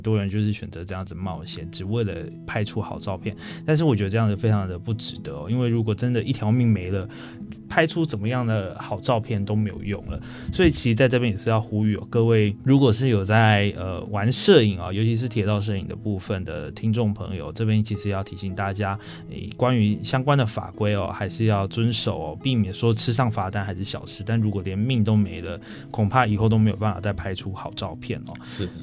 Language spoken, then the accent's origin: Chinese; Pingxi, New Taipei, Taiwan; 我个人的老家是在平西